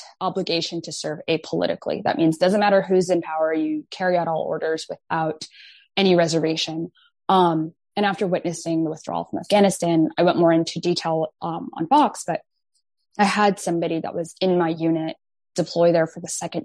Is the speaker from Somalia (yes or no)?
yes; Mogadishu, Banaadir, Somalia; now in Maryland, United States; I was born in Mogadishu, Somalia. So I fled a civil war with my family